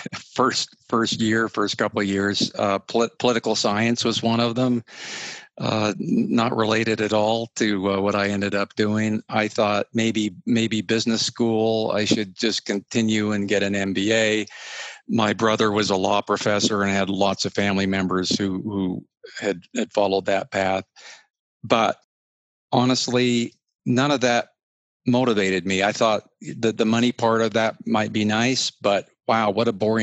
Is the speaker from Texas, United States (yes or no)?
no; Utah, United States; I'm a Western kid, you know, born and raised in Utah